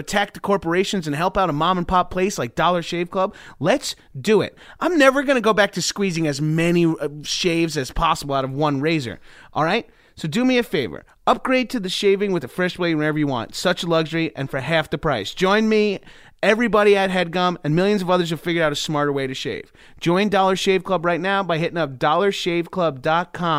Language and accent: English; Freeport, New York, United States; also born or lived in Bellmore, New York; I was born in Freeport. My parents both went to Freeport High School. That's where they